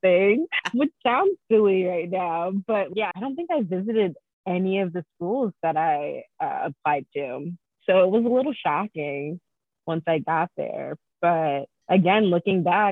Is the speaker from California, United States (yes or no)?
no; DC area, Maryland, United States; also born or lived in Hagerstown, Maryland; I'm also from Maryland, DC area